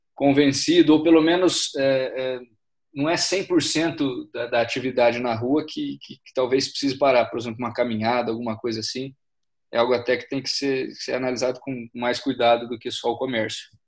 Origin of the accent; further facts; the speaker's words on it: Minas Gerais, Brazil; moved away as an adult; also born or lived in São Paulo; trabalhando na área de direito tributário em São Paulo, mas sou de Minas Gerais, estou aqui agora por causa dessa, desse isolamento de quarentena